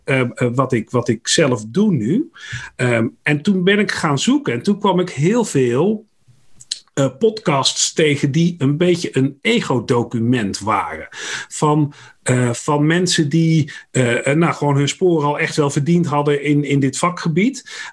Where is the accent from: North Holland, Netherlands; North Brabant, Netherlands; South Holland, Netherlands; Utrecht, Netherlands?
North Brabant, Netherlands; accent: West Brabant; now in Dieren, Netherlands; geboren in West-Brabant overigens. En dat horen mensen ook nog wel eens aan mijn tongval